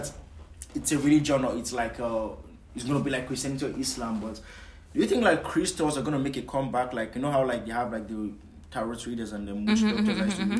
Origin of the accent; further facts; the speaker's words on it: Nigeria; moved away; also born or lived in Canada; I'm a Nigerian Rasta